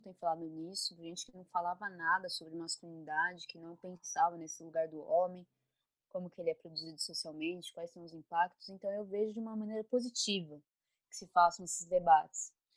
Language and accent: Portuguese; São Paulo, Brazil; sou de São Paulo